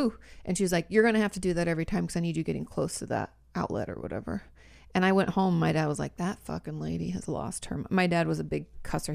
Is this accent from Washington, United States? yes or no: yes; Washington, United States; I'm from Washington State